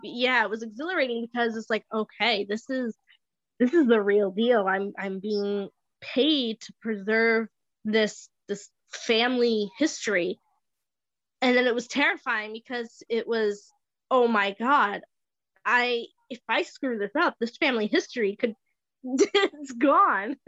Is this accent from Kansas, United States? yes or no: no; Bristol, Rhode Island, United States; I was um, born and raised in downtown Bristol